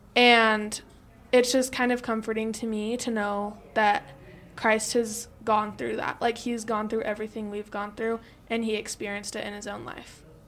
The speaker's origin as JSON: {"language": "English", "area": "Harriman", "region": "Utah", "country": "United States", "said": "I'm from Harriman, Utah"}